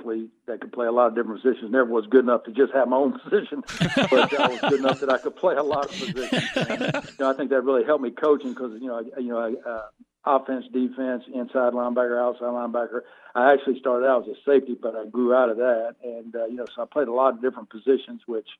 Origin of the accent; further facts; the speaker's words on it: Jacksonville, North Carolina, United States; moved away; I grew up in Jacksonville, North Carolina. It's out on the coast, the east coast of North Carolina, small town